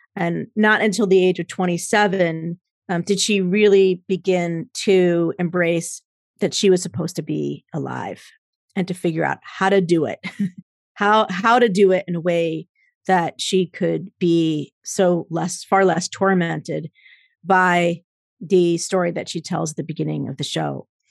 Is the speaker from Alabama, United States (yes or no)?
no; New Jersey, United States; moved away as an adult; also born or lived in Minnesota; I grew up in Jersey, so I know a little bit of snow